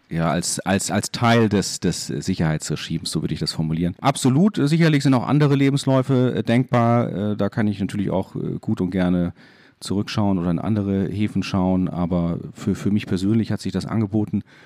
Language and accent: German; Landau, Rhineland-Palatinate, Germany; moved away as an adult; also born or lived in Bremen; now in Hamburg, Germany